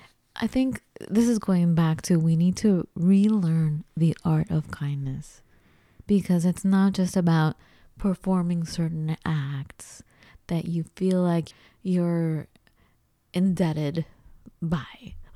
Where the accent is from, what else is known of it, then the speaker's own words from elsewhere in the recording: United States; as we hear all the time growing up in the United States